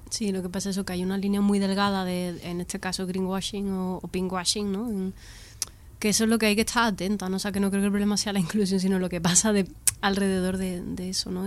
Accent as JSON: {"language": "Spanish", "region": "Andalusia", "country": "Spain", "said": "yo que soy andaluza y me he criado viendo estereotipos de andaluces en las series"}